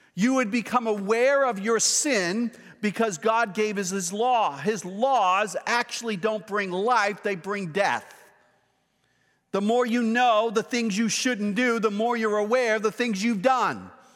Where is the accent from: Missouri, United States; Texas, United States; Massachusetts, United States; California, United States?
Massachusetts, United States; Boston; moved away; It's my hometown